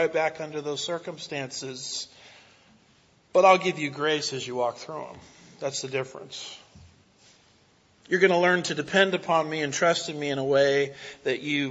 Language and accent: English; United States; as an American